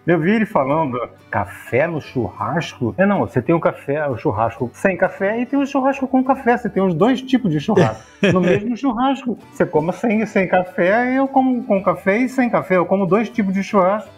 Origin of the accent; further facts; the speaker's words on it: Rio de Janeiro, Brazil; Minha família é mineira. Meus pais são, mineiros, eu sou carioca